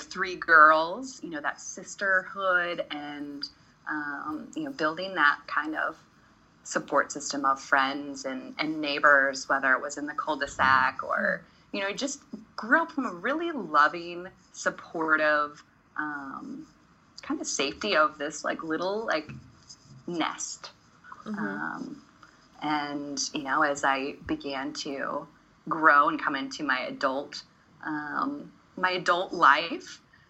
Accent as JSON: {"language": "English", "town": "Prairie Village", "region": "Kansas", "country": "United States", "tie": "born or raised there", "said": "We grew up in Prairie Village"}